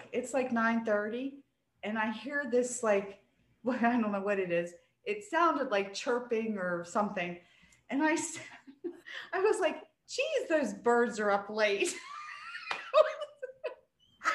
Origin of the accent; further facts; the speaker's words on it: West Virginia, United States; I'm a country bumpkin. I'm from West Virginia.